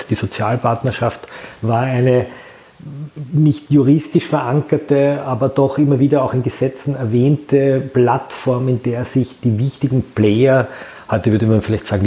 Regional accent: Cologne, North Rhine-Westphalia, Germany; Ich bin Kölner, wir haben da ein Wort für, das heißt Klüngel.

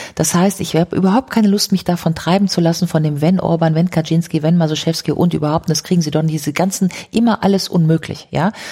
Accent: Grevenbroich, North Rhine-Westphalia, Germany; ich komme aus Grevenbruch, das ist gerade mal um die Ecke

